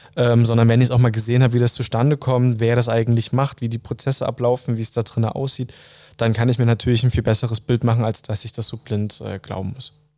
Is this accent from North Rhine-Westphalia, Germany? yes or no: no; Saxony, Germany; In meiner Jugend war ich im Kreisschülerrat und im Landesschülerrat Sachsen tätig